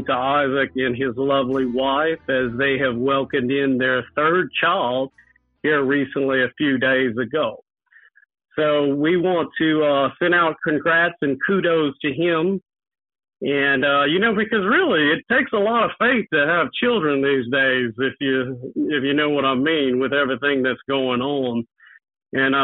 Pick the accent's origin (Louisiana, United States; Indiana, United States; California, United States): Louisiana, United States; Crowley; also born or lived in Lafayette, Louisiana; I'm actually from Crowley, Louisiana, which is a home to a lot of famous Louisiana politicians